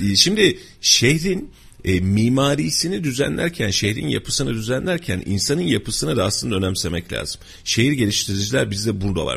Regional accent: Kayseri, Kayseri Province, Turkey

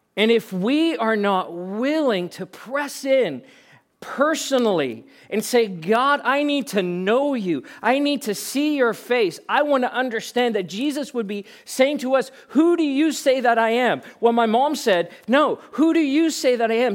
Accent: Pretoria, Gauteng, South Africa; moved away; I was born and raised in South Africa and spent eighteen years of my life growing up in Pretoria

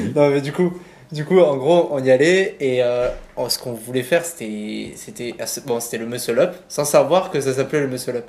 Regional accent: Sète, Occitania, France; now in Montpellier, France; je suis né à Sète, donc une petite ville dans le sud

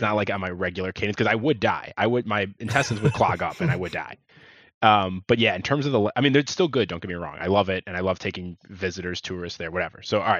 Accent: Chicago, Illinois, United States; I'm on a crusade to say deep dish pizza should not be Chicago's like claim to fame in terms of pizza. We have better

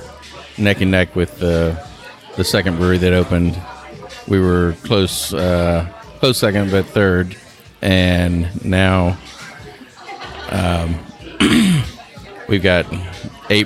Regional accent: Muscle Shoals, Alabama, United States; moved away as an adult; also born or lived in Portland, Oregon; now in Asheville, United States; I grew up in North Alabama, a little town called Muscle Shoals

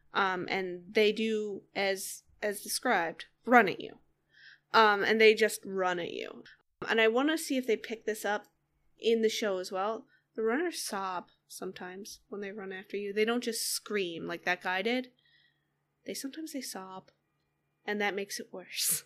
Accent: Northeast, United States; I grew up in, I grew up in the Northeast

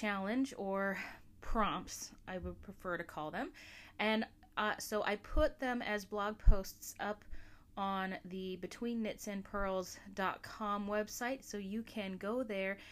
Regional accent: Alaska, United States; my home state of Alaska

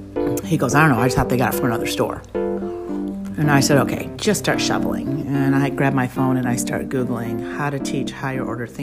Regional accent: Livonia, Michigan, United States; And I grew up in Livonia, which is, if you know Livonia in this area, it's not diverse at all.

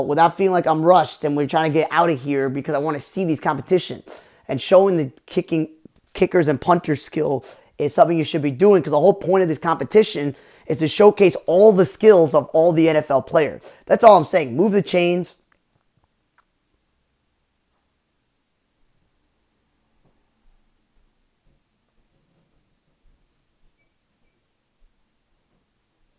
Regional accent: Chicago, Illinois, United States; I was raised in Chicago

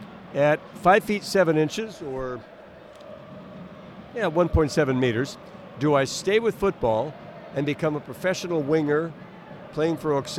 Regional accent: Alameda, California, United States; moved away; my hometown of Alameda, California.

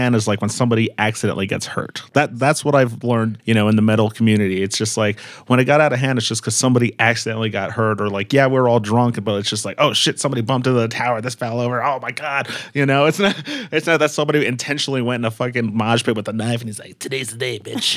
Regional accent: Colorado, United States; we're from the Colorado, you know, like, seeing the mountains, and we're used to, like, so many trees

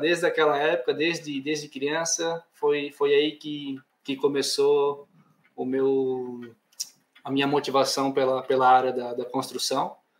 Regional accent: Blumenau, Santa Catarina, Brazil; accent: southern; moved away as an adult; now in Portugal; Sou natural de Santa Catarina, ou seja, Blumenau, Santa Catarina. Então, lá embaixo

